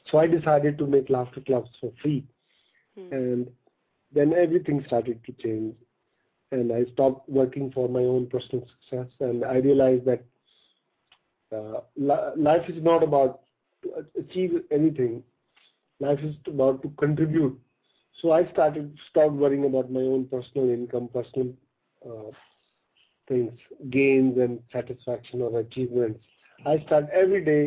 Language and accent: English; North India, India; I was born in a small village in North India, in a farmer family